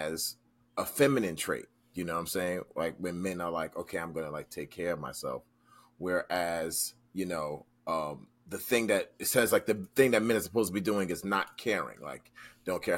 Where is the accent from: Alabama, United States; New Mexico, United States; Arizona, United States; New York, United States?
New York, United States; me being a New Yorker